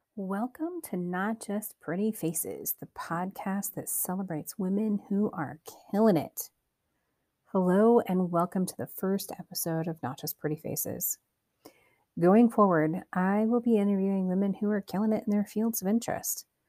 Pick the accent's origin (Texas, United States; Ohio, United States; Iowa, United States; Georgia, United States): Iowa, United States; Cedar Rapids; I was born and raised in Iowa, Cedar Rapids, to be specific.